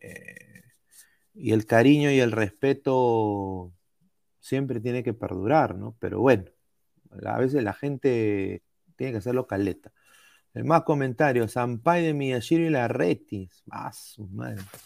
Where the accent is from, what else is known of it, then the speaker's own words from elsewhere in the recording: Peru; mi país